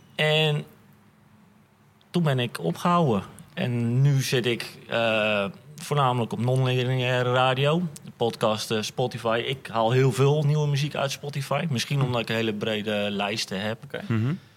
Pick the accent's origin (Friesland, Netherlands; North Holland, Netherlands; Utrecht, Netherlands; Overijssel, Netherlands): Utrecht, Netherlands; Amersfoort; moved away; Ik kom oorspronkelijk uit Amersfoort.